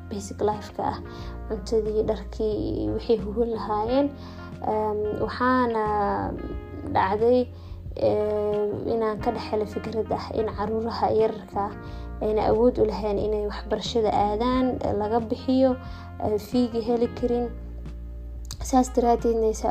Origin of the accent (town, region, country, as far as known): Mogadishu, Banaadir, Somalia; born or raised there